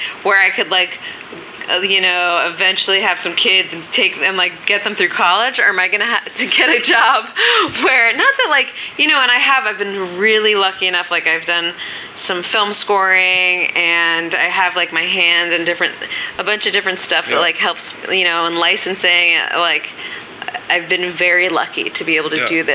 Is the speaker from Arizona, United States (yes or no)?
no; New York City, New York, United States; I grew up on Minetta Lane, and that's down the block from Cafe Wa and down the block from Bleecker and McDougal.